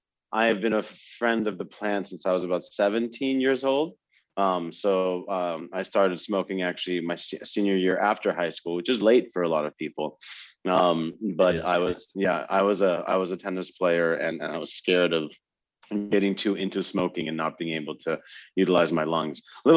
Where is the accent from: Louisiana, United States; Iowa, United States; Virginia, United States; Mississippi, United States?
Iowa, United States; moved away; I grew up in Iowa and I found myself in my mid-20s working back in Iowa